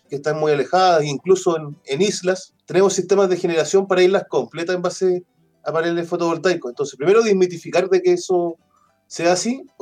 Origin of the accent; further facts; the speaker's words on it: Pitrufquén, Araucanía, Chile; Yo originariamente soy, soy de Pitrufquén, de una comunidad rural de Puraquina Alto, para los que conocen eso es de Pitrufquén, camino a Ñancul, por la parte sur del río Tortel.